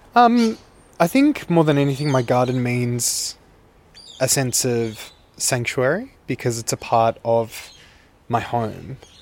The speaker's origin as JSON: {"language": "English", "town": "Sydney", "region": "New South Wales", "country": "Australia", "tie": "born or raised there", "said": "I grew up in Earlwood in Sydney, which is the inner west"}